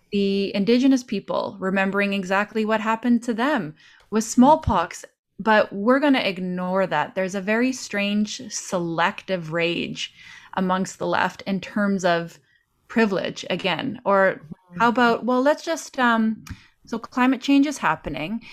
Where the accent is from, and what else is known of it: Canada